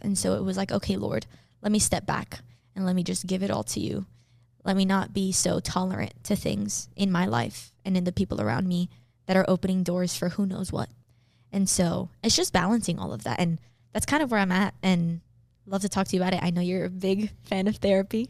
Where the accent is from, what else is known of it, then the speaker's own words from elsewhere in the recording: Miami, Florida, United States; I was born and raised in Miami, Florida